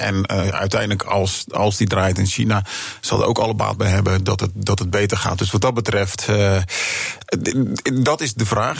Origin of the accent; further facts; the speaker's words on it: Netherlands; als Nederlander